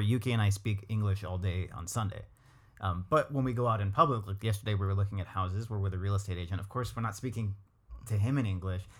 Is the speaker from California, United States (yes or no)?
yes; Los Angeles, California, United States; moved away as an adult; now in Japan; I'm from